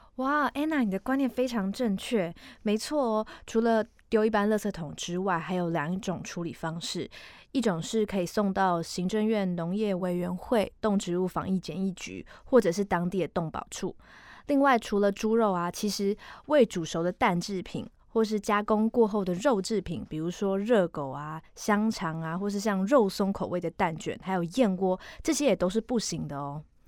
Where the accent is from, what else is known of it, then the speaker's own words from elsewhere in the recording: Indonesia; moved away; 我来自印尼，啊，我今天是翻译